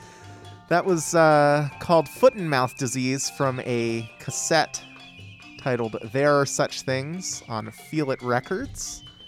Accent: Mid-Atlantic, United States; now in San Francisco, United States; I'm from the Mid-Atlantic region

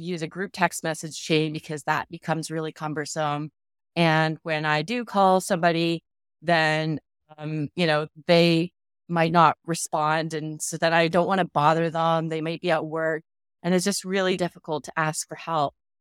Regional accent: Canada; now in Phoenix, United States; I live in Phoenix, Arizona, um, but I'm originally from Canada

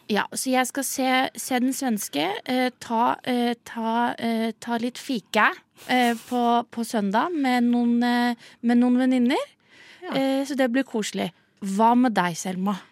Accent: Southern Norway, Norway; som søring sitter her nede

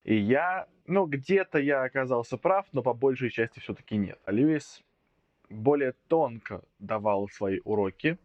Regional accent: Voronezh, Voronezh Oblast, Russia; Я из Воронежа

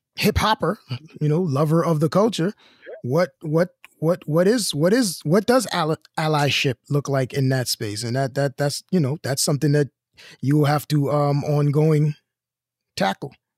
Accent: New York City, New York, United States; I'm from Brooklyn

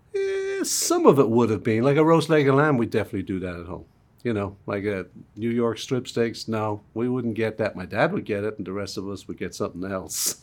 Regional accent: Dublin, Leinster, Ireland; moved away; Even in Dublin, where I grew off, there was, there was car bombs

